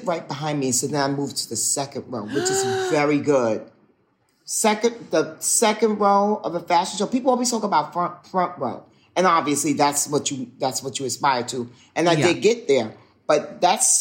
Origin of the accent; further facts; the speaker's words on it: New York City, New York, United States; I'm a New York City, as in I grew up in Manhattan